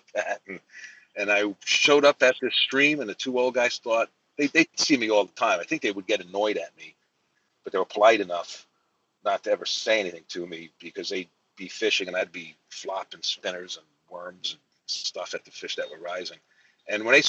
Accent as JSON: {"language": "English", "town": "New York City", "region": "New York", "country": "United States", "tie": "born or raised there", "said": "I grew up in Brooklyn, New York, in the neighborhood of Marine Park, kind of right off Jamaica Bay. And I spent my first 17 years there"}